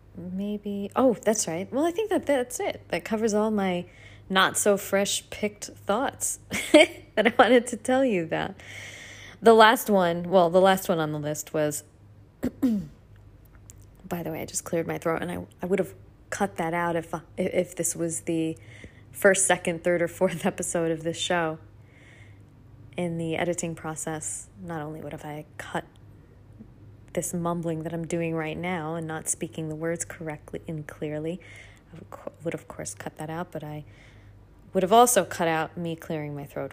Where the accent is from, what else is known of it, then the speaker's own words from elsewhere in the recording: United States; now in Australia; I'm an American